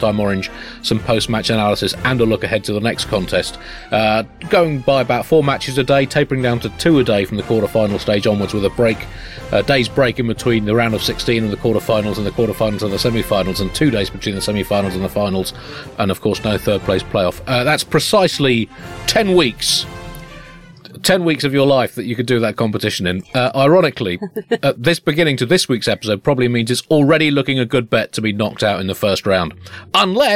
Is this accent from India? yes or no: no; United Kingdom; as a British person